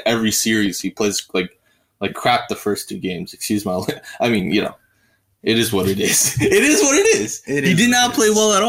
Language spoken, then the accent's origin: English; New York, United States; we are from New York.